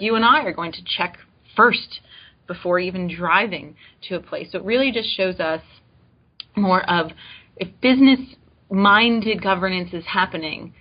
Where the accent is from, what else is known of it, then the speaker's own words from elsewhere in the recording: Coral Springs, Florida, United States; moved away as an adult; also born or lived in Brownsville, Texas; now in Starkville, United States; I was working for the local government back home where I grew up, Coral Springs, Florida.